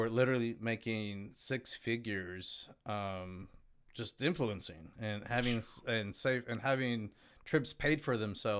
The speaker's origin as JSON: {"language": "English", "country": "Mexico", "said": "I'm actually Mexican."}